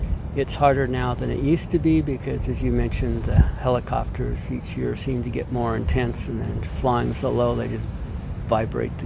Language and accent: English; Seattle, Washington, United States; This is growing up in Seattle